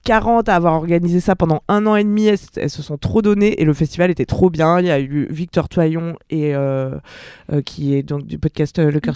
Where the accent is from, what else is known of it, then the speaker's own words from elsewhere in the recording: Ardèche, Auvergne-Rhône-Alpes, France; moved away; also born or lived in Bayonne / Paris region; je suis d'Ardèche